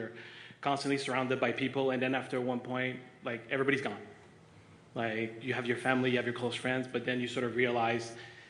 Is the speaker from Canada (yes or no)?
yes; Ottawa, Ontario, Canada; also born or lived in Montreal; I'm born in Montreal, but I'm from Ottawa.